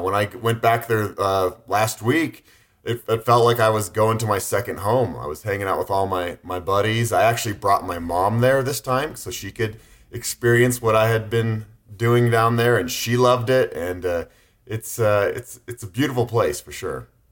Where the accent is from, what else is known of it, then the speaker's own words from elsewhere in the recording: Boulder, Colorado, United States; growing up in Boulder, Colorado, a very run-friendly town